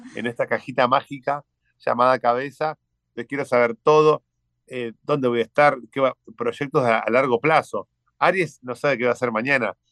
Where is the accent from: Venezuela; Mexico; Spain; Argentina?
Argentina; Aquí en Argentina le decimos es un dandy